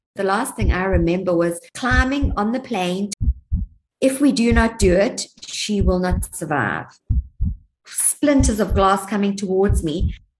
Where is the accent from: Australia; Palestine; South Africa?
South Africa; moved away as an adult; also born or lived in Port Elizabeth / Durban / Johannesburg / Cape Town; I'm a South African, born and bred girl. I was schooled in Port Elizabeth and Durban